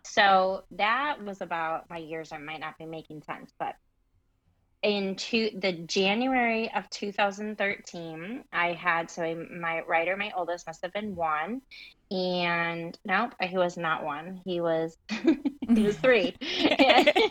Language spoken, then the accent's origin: English; Michigan, United States; moved away as an adult; also born or lived in Indiana / Colorado; So I grew up in Michigan, born and raised in Michigan, all through college